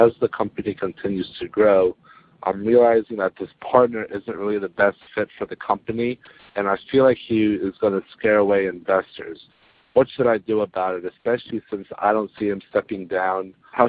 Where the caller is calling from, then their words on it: Texas, United States; I'm calling you from Texas.